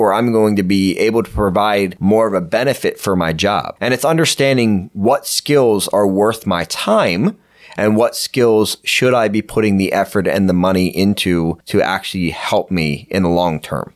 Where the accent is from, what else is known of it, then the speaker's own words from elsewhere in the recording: Pennsylvania, United States; I grew up in Pennsylvania